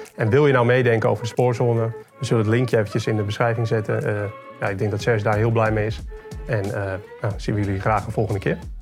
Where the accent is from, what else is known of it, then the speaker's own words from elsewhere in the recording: Haarlem, North Holland, Netherlands; Want ik kom zelf uit Haarlem